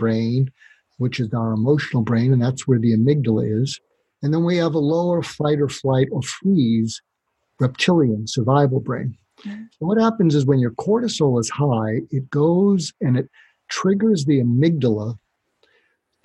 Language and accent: English; near Boston, Massachusetts, United States; moved away; I grew up near Boston